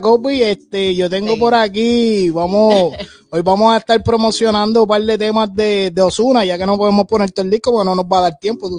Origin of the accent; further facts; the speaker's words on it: Puerto Rico; aquí los tres que estamos en el panel, dos, tres somos de PR